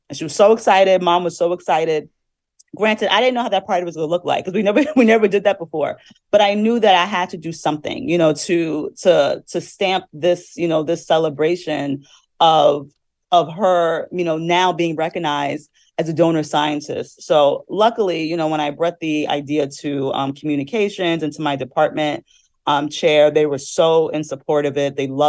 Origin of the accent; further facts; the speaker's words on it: New Jersey, United States; You know, I'm from New Jersey and I saw those lanternflies and I was terrified of them.